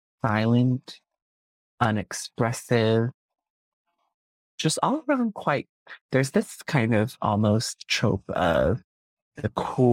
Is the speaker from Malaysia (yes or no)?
yes; Malaysia; I think one, there is a very distinct experience being Malaysian Chinese, because we have this thing, especially being a Malaysian Chinese man